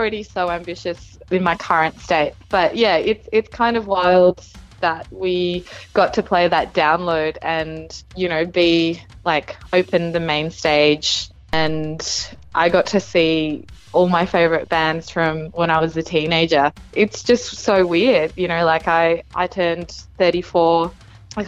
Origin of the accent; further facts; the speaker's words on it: Canberra, Australian Capital Territory, Australia; moved away as an adult; also born or lived in Indonesia; now in Melbourne, Australia; when I was growing up in Canberra, I was going to a lot of local hardcore shows